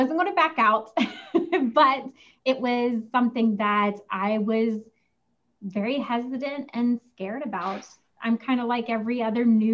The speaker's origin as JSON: {"language": "English", "region": "West Virginia", "country": "United States", "tie": "born or raised there", "said": "growing up in West Virginia, we didn't have a lot of, you know, money"}